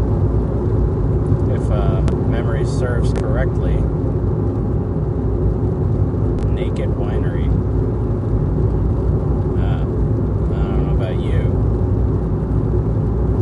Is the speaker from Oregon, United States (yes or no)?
yes; Portland, Oregon, United States; back in Portland